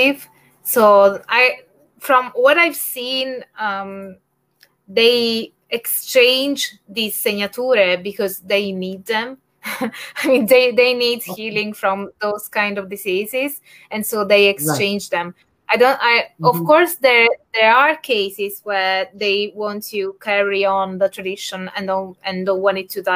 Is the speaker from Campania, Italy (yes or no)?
yes; Naples, Campania, Italy; in my home region, which is Campania, because I'm from Naples